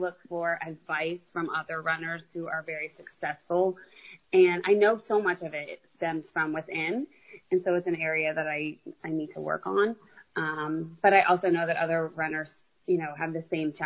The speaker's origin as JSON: {"language": "English", "town": "San Antonio", "region": "Texas", "country": "United States", "said": "I'm from San Antonio"}